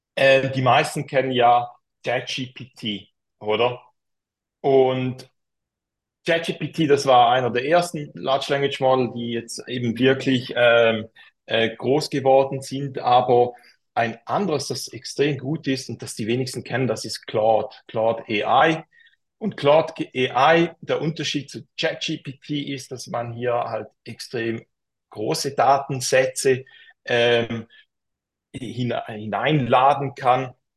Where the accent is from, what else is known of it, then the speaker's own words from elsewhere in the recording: Switzerland; accent: Swiss German; für mich als Schweizer